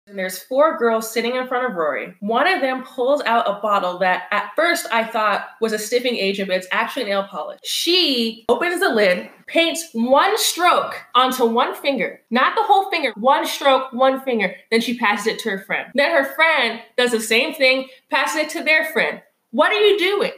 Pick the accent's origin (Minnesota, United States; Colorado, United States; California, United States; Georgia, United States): California, United States; now in Chicago, United States; I'm one of those people who is from California and constantly brings up that they're from California